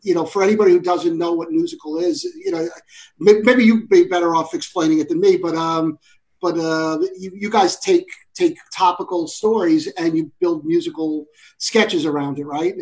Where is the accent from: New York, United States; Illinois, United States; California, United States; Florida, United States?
New York, United States; moved away as an adult; I'm from New York. I came out here ten years ago